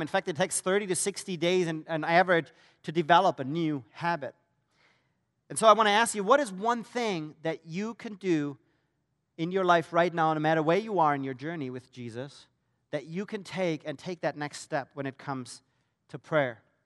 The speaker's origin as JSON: {"language": "English", "country": "Germany", "moved": "as an adult", "said": "That's where I'm originally from, so you're wondering about the accent"}